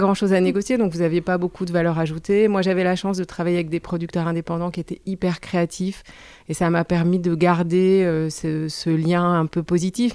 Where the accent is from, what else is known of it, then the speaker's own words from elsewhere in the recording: Brussels, Brussels-Capital Region, Belgium; moved away as an adult; now in France; j'ai grandi en Belgique. Je suis venue en France euh, pour faire mes études de droit quand j'avais 18 ans.